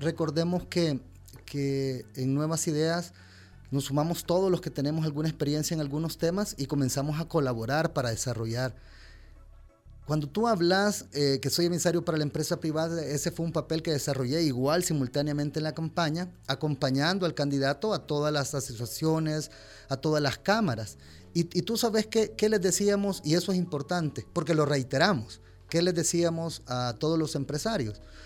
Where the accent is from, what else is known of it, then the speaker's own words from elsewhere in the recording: El Salvador; como salvadoreños